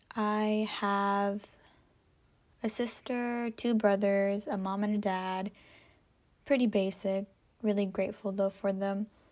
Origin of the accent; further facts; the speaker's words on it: California, United States; I am from California. sunny California.